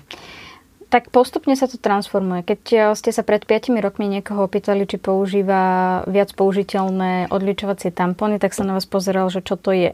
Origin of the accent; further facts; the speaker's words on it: Kysuce, Žilina Region, Slovakia; u nás na Kisúciach